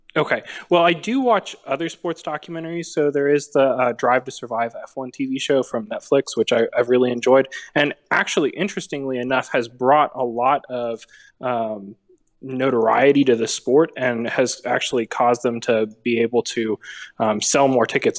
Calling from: Nashville, Tennessee, United States; I'm calling, uh, from just outside Nashville.

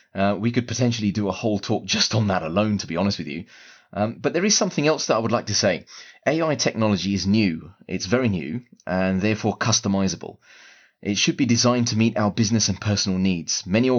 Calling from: London, United Kingdom; I'm speaking from London right now.

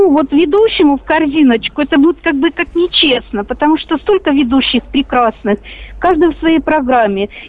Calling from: Belgorod, Belgorod Oblast, Russia; Да, добрый вечер. Я из Белгорода.

